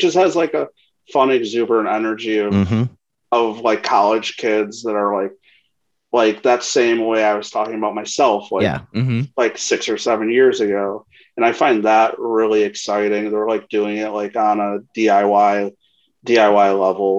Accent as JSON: {"language": "English", "town": "Chicago", "region": "Illinois", "country": "United States", "said": "I'm originally from Bridgeport, so Phil's Pizza."}